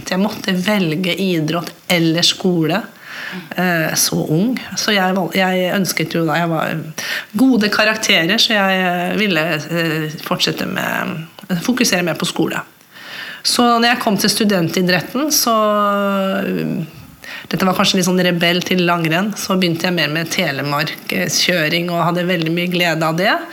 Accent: Mo i Rana, Nordland, Norway; med å si at jeg er halvt norsk og halvt svensk. min mamma kommer fra Haslesund ved Smøgen. Så har jeg vokst opp på en bondegård eh, oppe i nord, nord, i Mo i Rana.

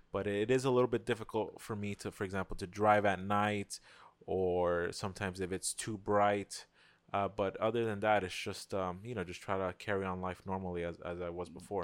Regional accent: New York City, New York, United States; I'm from New York, Queens

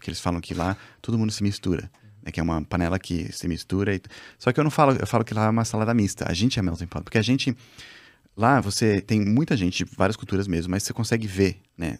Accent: Brazil; sou brasileiro

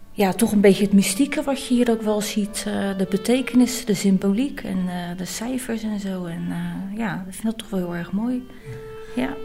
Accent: Rotterdam, South Holland, Netherlands; ik kom uit Rotterdam

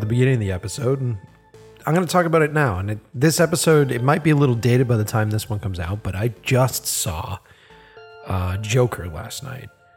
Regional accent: Boston, Massachusetts, United States; accent: Boston; my Boston accent comes out a little.

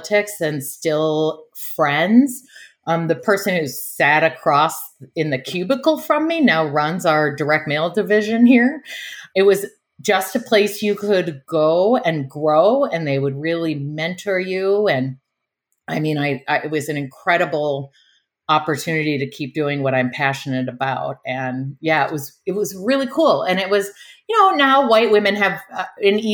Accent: Oshkosh, Wisconsin, United States; I grew up in Oshkosh, Wisconsin

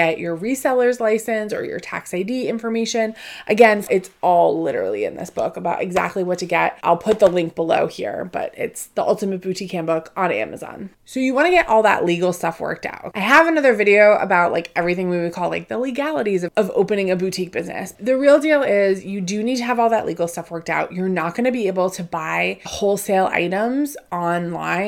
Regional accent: Northeast, United States; I grew up in the Northeast. I live outside of Boston

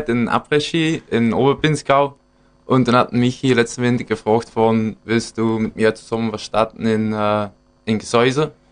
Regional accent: Belgium; wir sind Belgier, also ich kann auch nicht das Schnitzel kochen wie ein Österreicher, ja.

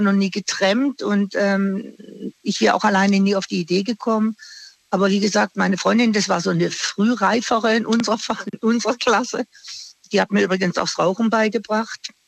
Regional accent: Singen, Baden-Württemberg, Germany; now in Offenburg, Germany; ich komme ursprünglich aus Singen.

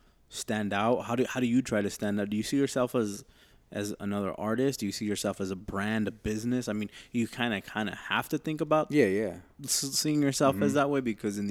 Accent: Los Angeles, California, United States; because we grew up in Echo Park, and that's kind of like the epicenter of just basically where the city's at, in a sense. We're like 5 minutes away from downtown

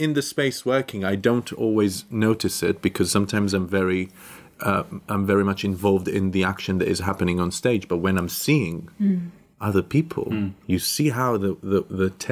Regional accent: Tel Aviv, Tel Aviv District, Israel; moved away; I'm originally from Tel Aviv

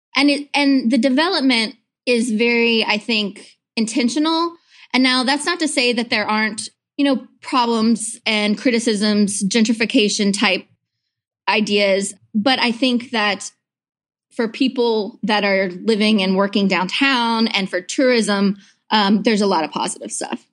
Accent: Clarksville, Tennessee, United States; moved away as an adult; now in Chattanooga, United States; I'm originally from Middle Tennessee, Clarksville

